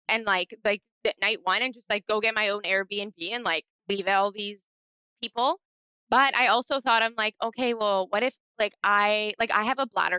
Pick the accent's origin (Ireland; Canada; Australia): Canada; I'm from Canada